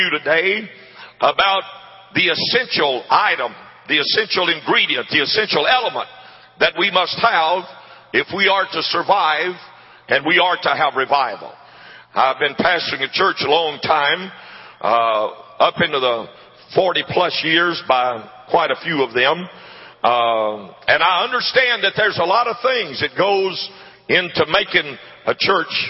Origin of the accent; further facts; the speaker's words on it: Jena, Louisiana, United States; I was born and raised in Gina, Louisiana